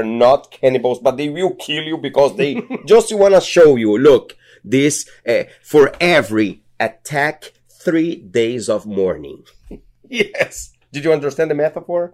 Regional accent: Brazil; English is a second language; moved away as an adult; also born or lived in New York City, United States; now in United States; I am a theorist from the Amazon rainforest.

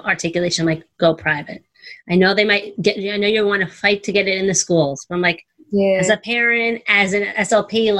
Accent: New York, United States; I'm a girl from New York

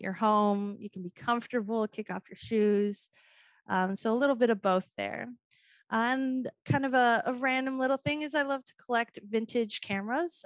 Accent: Boulder, Colorado, United States; now in Atlanta, United States; I'm originally from Boulder, Colorado

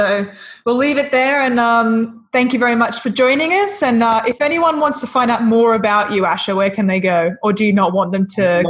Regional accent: Australia; accent: Australian; my bloody Australian accent

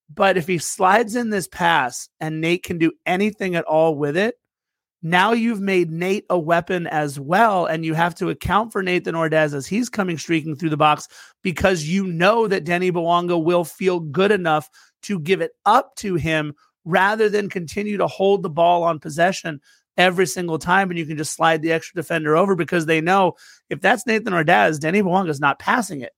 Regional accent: United States; I'm an American

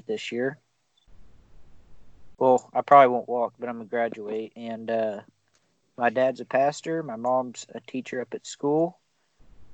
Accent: Texas, United States; now in Missouri, United States; I grew up in Texas

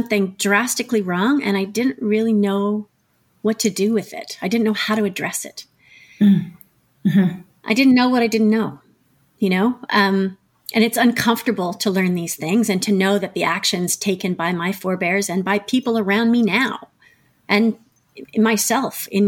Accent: Ottawa, Ontario, Canada; moved away as an adult; also born or lived in Montreal; I grew up in Ottawa.

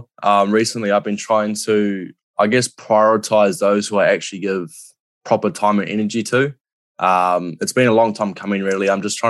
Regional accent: New Zealand; I think over in NZ, it's, especially as a male, it's really, you know, you've got to be a bloke from the get-go.

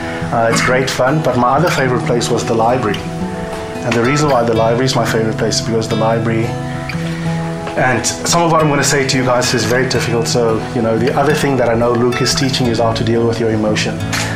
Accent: Eastern Cape, South Africa; The Eastern Cape is the boxing province of this country. So I'm from the Eastern Cape, and I grew up in a family

